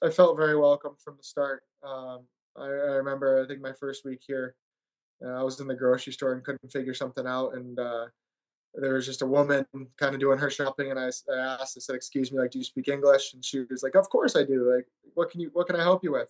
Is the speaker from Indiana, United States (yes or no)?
yes; Granger, Indiana, United States; moved away; also born or lived in Sault Ste. Marie, Michigan / Rhode Island; it was a great place to grow up